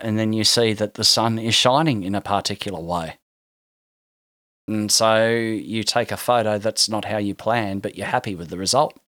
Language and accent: English; Hobart, Tasmania, Australia; I'm from Tasmania